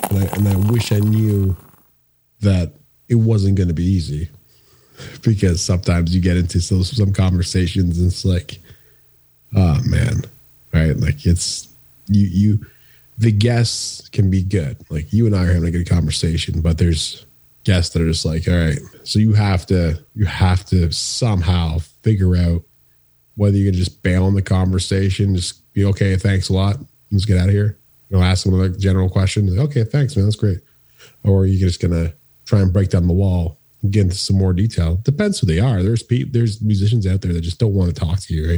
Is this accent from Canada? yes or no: yes; Woodstock, Ontario, Canada; moved away; at a skate park in in Woodstock, Ontario